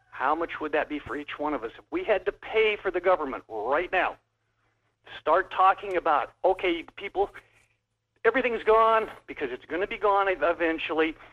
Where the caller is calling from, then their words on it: Wasilla, Alaska, United States; Yeah, this is … uh, from Wasilla.